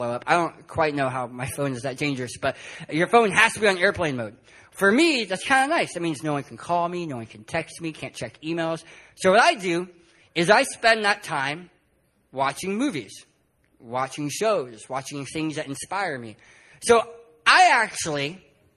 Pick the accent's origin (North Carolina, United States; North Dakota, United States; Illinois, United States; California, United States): California, United States; San Diego; My wife and I, to get here, we're from San Diego, California